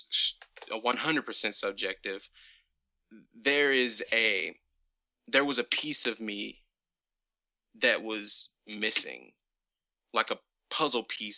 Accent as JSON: {"language": "English", "town": "Ferguson", "region": "Missouri", "country": "United States", "tie": "born or raised there", "said": "every store in my small town was closed. I'm actually from Ferguson, the town with Mike Brown and that whole situation that actually went down right outside my like house."}